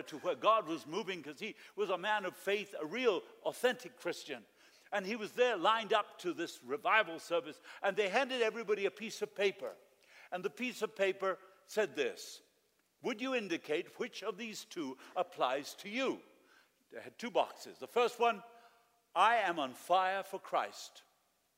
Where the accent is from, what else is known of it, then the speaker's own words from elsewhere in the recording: Argentina; moved away; I lived in Argentina